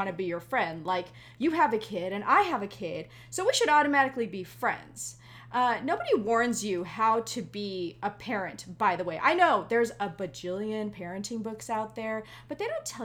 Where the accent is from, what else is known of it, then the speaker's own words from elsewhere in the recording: Hawaii, United States; I am Hawaiian.